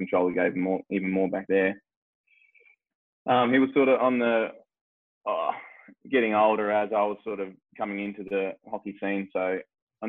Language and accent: English; Darwin, Northern Territory, Australia; moved away as an adult; now in Perth, Australia; Darwin, born and bred